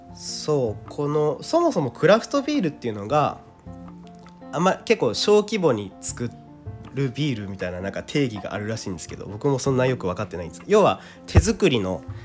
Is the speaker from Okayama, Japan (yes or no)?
no; Kawasaki, Kanagawa, Japan; 僕の地元、まあ、駅が ジェイアール 南部線の鹿島田駅とか、横須賀線の新川崎駅っていうとこ、僕家近いんですけど